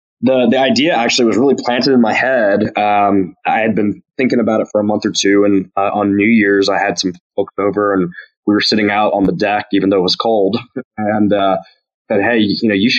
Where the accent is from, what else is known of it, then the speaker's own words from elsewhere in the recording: Burlington, North Carolina, United States; my hometown of Burlington